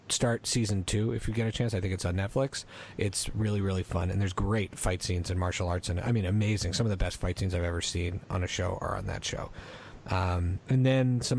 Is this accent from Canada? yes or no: yes; Canada; growing up in Canada